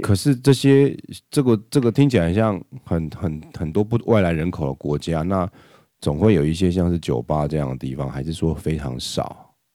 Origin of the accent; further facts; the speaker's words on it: Taiwan; 我们台湾人